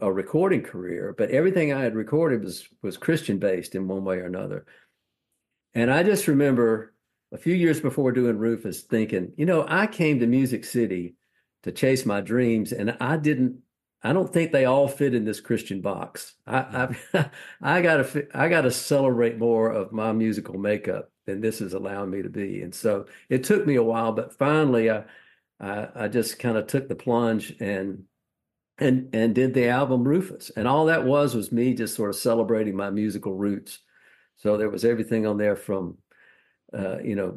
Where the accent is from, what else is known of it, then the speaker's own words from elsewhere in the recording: Macon, Georgia, United States; moved away; also born or lived in Nashville; I'm from Macon, Georgia, which is also the home of … and …